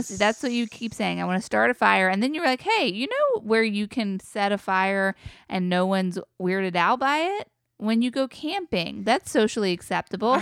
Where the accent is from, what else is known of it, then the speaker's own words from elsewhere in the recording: Wilmington, North Carolina, United States; now in Jersey Shore, United States; maybe all kids like their hometown